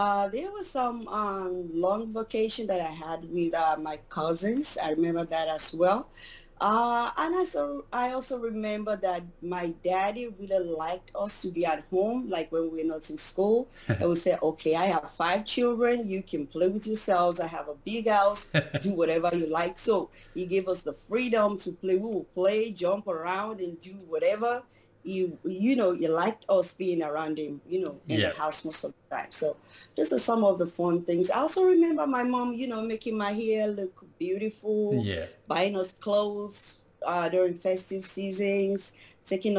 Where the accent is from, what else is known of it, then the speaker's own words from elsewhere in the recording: Nigeria; moved away as an adult; also born or lived in Maryland, United States; now in Washington, DC, United States; I was born in Nigeria. I came to the United States about 13 years ago, a little over 13 years ago. And I started off as a teacher in Nigeria